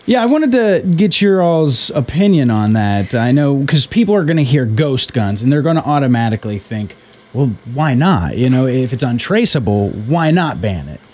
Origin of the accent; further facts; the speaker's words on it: West Virginia, United States; I'm from West Virginia